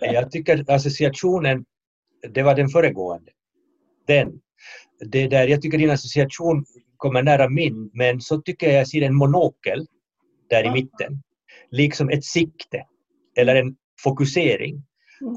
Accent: Finland; i mitt hemland eh, Finland

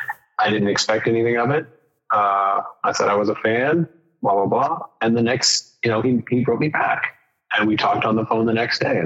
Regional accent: Phoenix, Arizona, United States; moved away as an adult; now in Tucson, United States; I am originally from Phoenix, and I came to Tucson in 2003 to go to U of A.

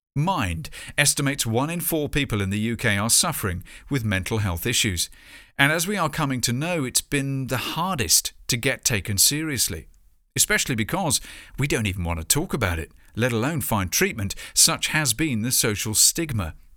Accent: Bournemouth, South West England, United Kingdom; my hometown, Bournemouth.

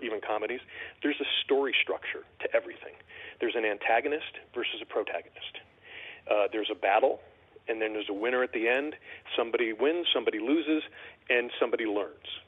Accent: West Hartford, Connecticut, United States; moved away as an adult; I was born and raised in West Hartford and uh, lived there for up, you know, my first uh, 28, 29 years

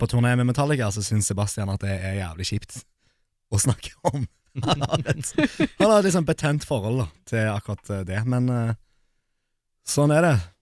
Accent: Poland; now in Norway; jeg er fra Polen

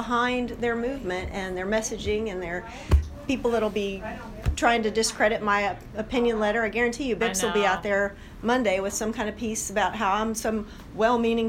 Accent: Louisville, Kentucky, United States; I'm from Louisville

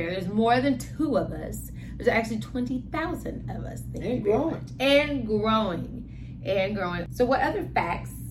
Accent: Midwest, United States; I mean, we come from the Midwest, so we're used to kind of like more greenish, you know

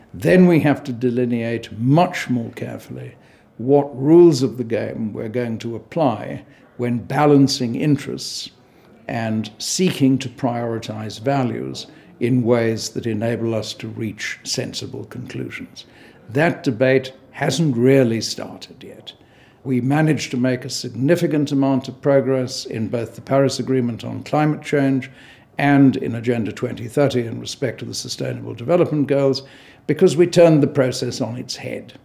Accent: South Africa; I'm South African by origin

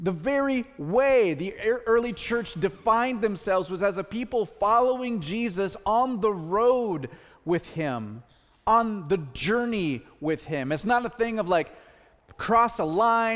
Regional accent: the Northwest, Pacific Northwest, United States; we're from the Northwest

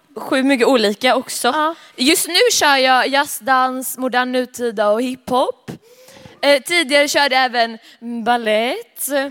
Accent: Alingsås, Västra Götaland, Sweden; kommer från Allingsås

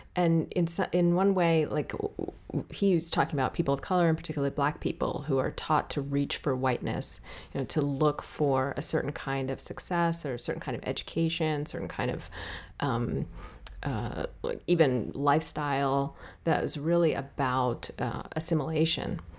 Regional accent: Washington, District of Columbia, United States; also born or lived in Ethiopia; I was born in Ethiopia and raised in Washington, D.C.

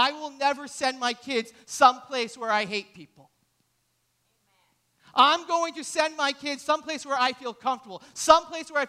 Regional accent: New Hampshire, United States; I grew up in New Hampshire.

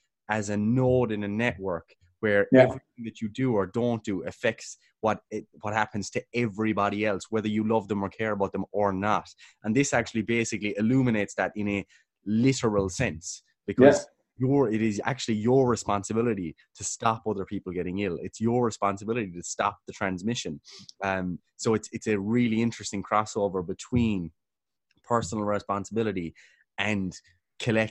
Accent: Killarney, Munster, Ireland; moved away as an adult; now in Cork, Ireland; I'm from Killarney, currently living in Cork.

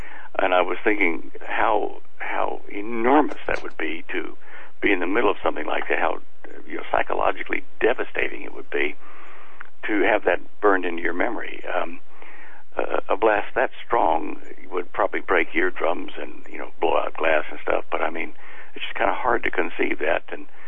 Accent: Dallas, Texas, United States; moved away; feeling a little bit homesick for my hometown

